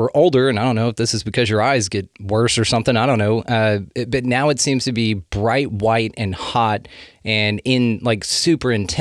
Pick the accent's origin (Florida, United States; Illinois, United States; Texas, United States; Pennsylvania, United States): Texas, United States; North; we're from North Texas